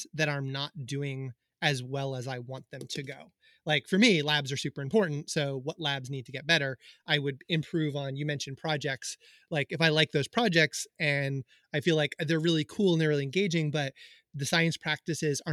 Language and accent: English; Hendersonville, North Carolina, United States; moved away; I grew up in Hendersonville